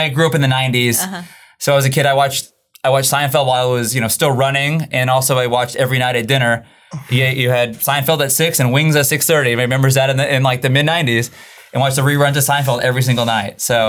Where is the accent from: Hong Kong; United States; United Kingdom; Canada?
United States; Dallas, Texas; moved away as an adult; also born or lived in El Paso; now in San Antonio, United States; I grew up in Dallas, so I grew up eating.